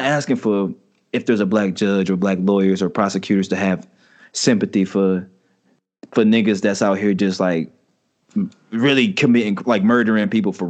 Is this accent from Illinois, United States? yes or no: yes; Chicago, Illinois, United States; I'll talk to her because I'm from Chicago.